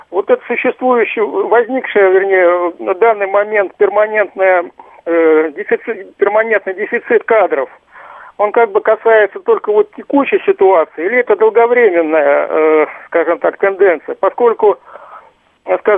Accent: Leningrad Oblast, Russia; я из Ленинградской области.

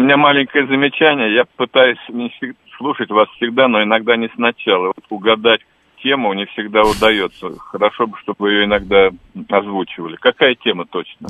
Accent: Moscow, Russia; я родился в Черемушках, в центре Черемушек, знаменитая профсоюзная улица

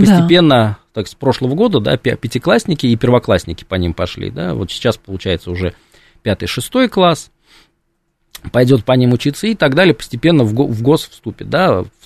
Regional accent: Samara, Samara Oblast, Russia; закончил школу, да, я хотел поступать в, ну, в нашем, в моем городе, да, в Самаре было два исторических факультета

